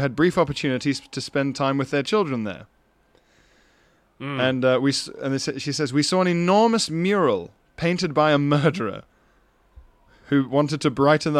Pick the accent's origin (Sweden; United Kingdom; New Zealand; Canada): United Kingdom; Yorkshire and the Humber; now in Copenhagen, Denmark; I grew up in West Yorkshire, but I've lived in Copenhagen for the past 3 years.